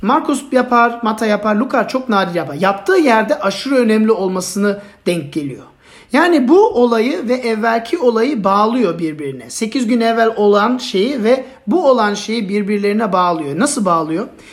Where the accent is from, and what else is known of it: Turkey